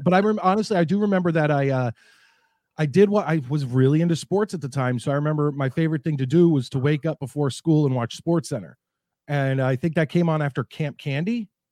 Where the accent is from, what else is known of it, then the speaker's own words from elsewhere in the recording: New Jersey, United States; moved away as an adult; also born or lived in Philadelphia; now in Connecticut, United States; I am, uh, Marks County, New Jersey. That's where I grew up, right outside of New York City